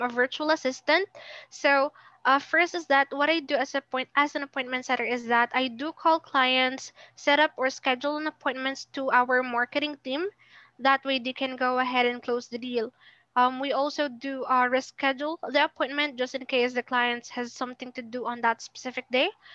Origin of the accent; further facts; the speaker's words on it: Philippines; I'm also from the Philippines.